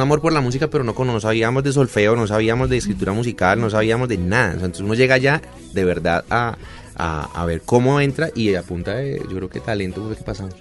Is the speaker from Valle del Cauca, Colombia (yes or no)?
yes; Cali, Valle del Cauca, Colombia; also born or lived in Cartago; Yo soy de, Cartago, pero pero bueno, pasé mi infancia en, Cartago y hice todo mi bachillerato en Cali